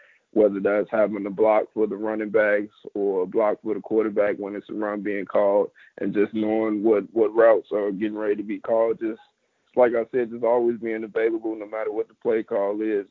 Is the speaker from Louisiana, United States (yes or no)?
no; Chicago, Illinois, United States; also born or lived in Oak Lawn, Illinois; That's where I went to high school